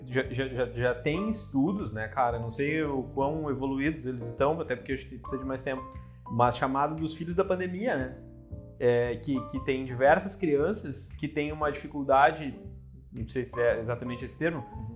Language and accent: Portuguese; Porto Alegre, Rio Grande do Sul, Brazil; moved away as an adult; also born or lived in São Paulo / Santa Cruz do Sul; now in Lisbon, Portugal; eu saí de Porto Alegre cedo, assim, fiz 18 anos, saí de Porto Alegre, fui morar em São Paulo